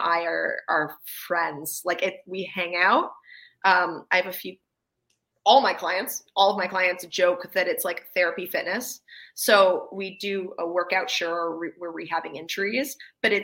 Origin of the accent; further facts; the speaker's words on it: Canada; I'm Canadian